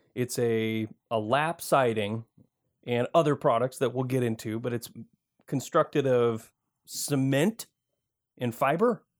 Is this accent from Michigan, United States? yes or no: yes; Michigan, United States; moved away as an adult; now in Oregon, United States; I grew up in Michigan